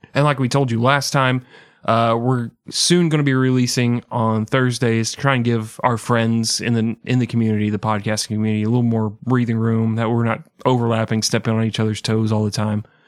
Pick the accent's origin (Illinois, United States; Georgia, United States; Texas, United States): Texas, United States; moved away; we're from Texas